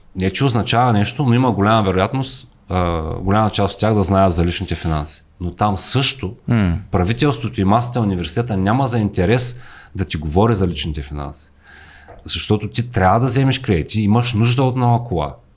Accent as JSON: {"language": "Bulgarian", "country": "Bulgaria", "moved": "as an adult", "lives_now": "United States", "said": "ние сме си българи там"}